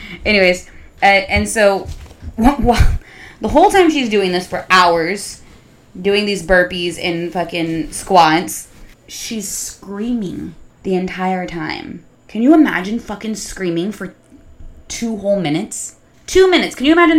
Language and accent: English; Texas, United States; All right. I'm from Texas.